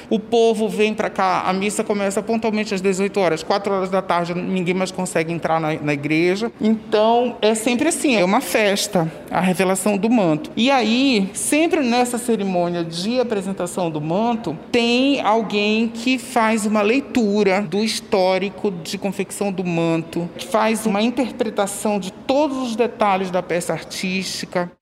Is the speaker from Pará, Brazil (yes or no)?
yes; Belém, Pará, Brazil; sou paraense, nascido e criado em Belém